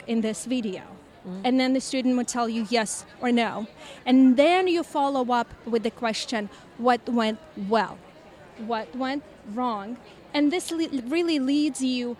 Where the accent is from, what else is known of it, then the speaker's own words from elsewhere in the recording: California, United States; I'm from California